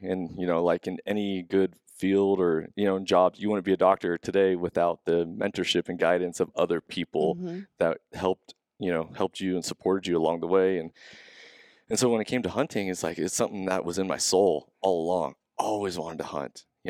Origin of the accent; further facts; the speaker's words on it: Marysville, Washington, United States; now in Snohomish, United States; I'm born and raised in Marysville.